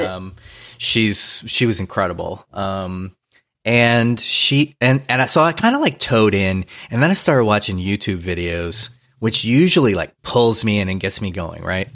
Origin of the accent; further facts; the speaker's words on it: New Orleans, Louisiana, United States; now in Los Angeles, United States; I grew up in New Orleans